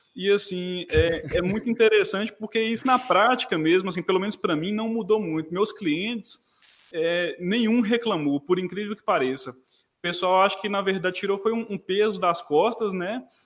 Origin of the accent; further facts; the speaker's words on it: Montes Claros, Minas Gerais, Brazil; sou de Montes Claros, Minas Gerais